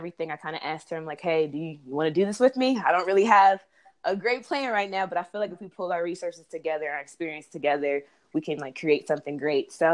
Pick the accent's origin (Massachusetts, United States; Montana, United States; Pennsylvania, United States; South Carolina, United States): Pennsylvania, United States; Harrisburg; now in Washington, D.C., United States; I'm from Harrisburg, Pennsylvania. So a lot of my friends that I grew up with went to Temple.